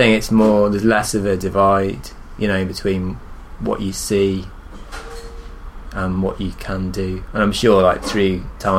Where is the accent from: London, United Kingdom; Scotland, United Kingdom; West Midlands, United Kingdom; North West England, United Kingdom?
West Midlands, United Kingdom; Shrewsbury; moved away as an adult; now in Brighton, United Kingdom; And I moved back to my hometown. Ah, where are you from? From a town called Shrewsbury, which is in Shropshire, kind of near Wales.